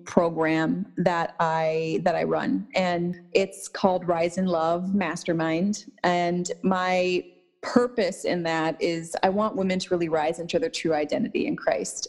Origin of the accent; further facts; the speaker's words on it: St. Paul, Minnesota, United States; now in Los Angeles, United States; I was born and raised in Minnesota, um, in St. Paul